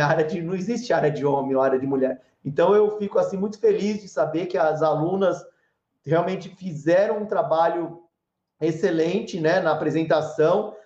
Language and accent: Portuguese; São Paulo, Brazil; moved away as an adult; now in Cajuru, Brazil; eu fui criado em São Paulo